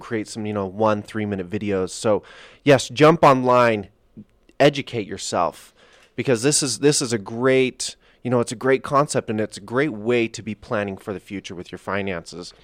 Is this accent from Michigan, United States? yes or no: no; Salt Lake Valley, Utah, United States; I'm, I'm here from the Salt Lake Valley. It's where we're broadcasting from today